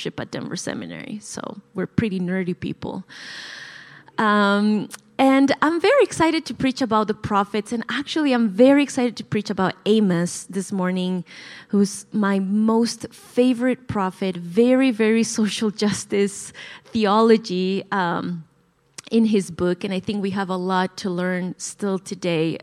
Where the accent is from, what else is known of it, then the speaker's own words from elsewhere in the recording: La Paz, Bolivia; English is a second language; moved away as an adult; now in United States; I was born and raised in La Paz, Bolivia. So if I ever say something that's sounds weird or I have an accent, that's the reason why